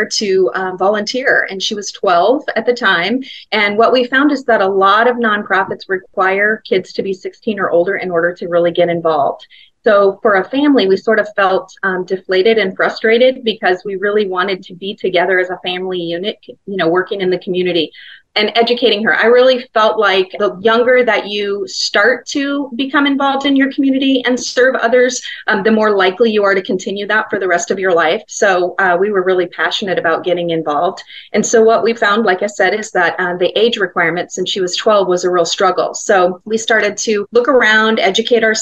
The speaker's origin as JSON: {"language": "English", "town": "Glendale", "region": "Arizona", "country": "United States", "tie": "born or raised there", "said": "the neighborhood I grew up in Glendale"}